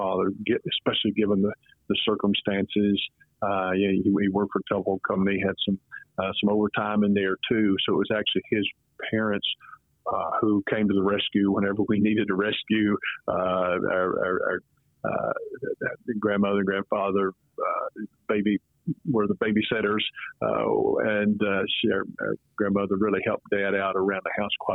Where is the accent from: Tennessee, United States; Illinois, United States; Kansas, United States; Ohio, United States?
Tennessee, United States; accent: southern accent with mountain twang; right on the border over in the mountains. So there's a little mountain twang that comes with that southern accent